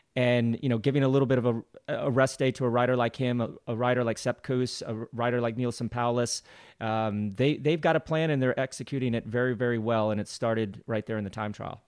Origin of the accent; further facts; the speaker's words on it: United States; as an American